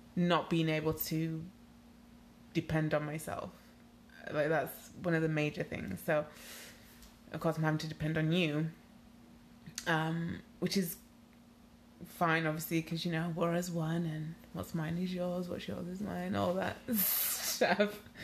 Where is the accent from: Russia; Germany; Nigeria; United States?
Nigeria; moved away; also born or lived in United Kingdom; I am Nigerian